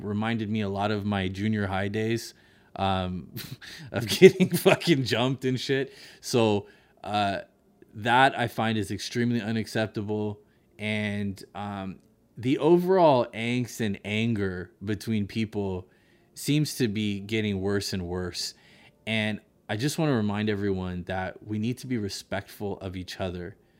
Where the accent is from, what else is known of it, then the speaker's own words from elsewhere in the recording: Monterey, California, United States; my hometown of Monterey